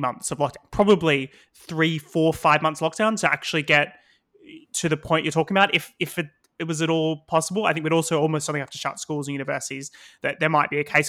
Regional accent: Victoria, Australia; now in United Kingdom; my home state of Victoria

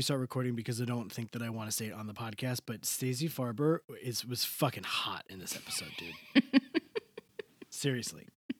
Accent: Long Island, New York, United States; I heard you guys were talking about me last week because I'm from Long Island.

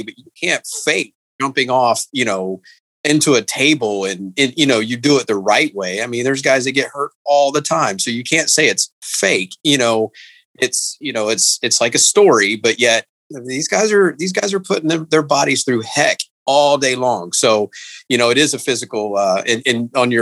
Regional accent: Indiana, United States; I grew up in Indiana

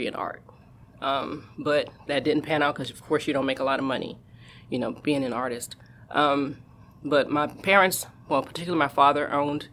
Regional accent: New Orleans, Louisiana, United States; moved away as an adult; now in California, United States; I'm originally from New Orleans, Louisiana, so I wound up moving here

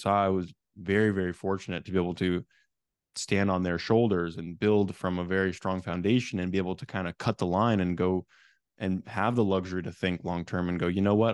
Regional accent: Silicon Valley, California, United States; I actually grew up in a real estate family back in Silicon Valley, California.

